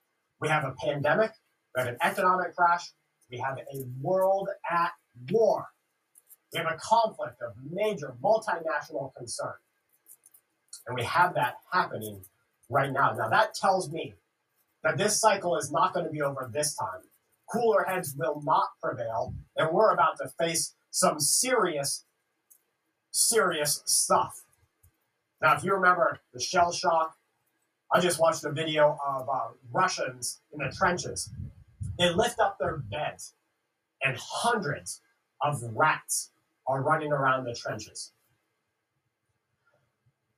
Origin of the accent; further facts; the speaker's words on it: Florida, United States; I grew up in Florida